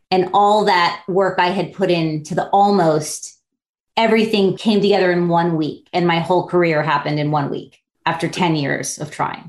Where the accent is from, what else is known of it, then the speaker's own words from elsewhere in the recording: Miami Beach, Florida, United States; So I grew up on Miami Beach, actually on South Beach, which I think I'm the only person who's from South Beach.